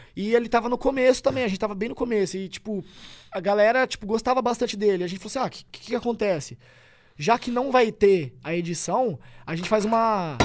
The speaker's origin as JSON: {"language": "Portuguese", "town": "Tupã", "region": "São Paulo", "country": "Brazil", "tie": "born or raised there", "moved": "as an adult", "said": "Tupã é minha cidade natal"}